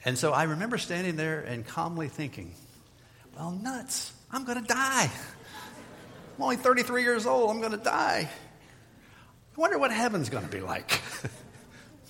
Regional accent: Midwest, United States; moved away as an adult; also born or lived in Florida; I was from the Midwest, never lived in Florida before that time.

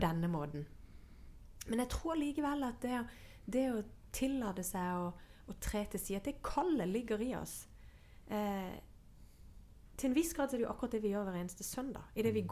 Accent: Sørlandet, Norway; jeg vokste opp med eh, På Sørlandet så er det jo sånn sørlendinger blir helst på Sørlandet

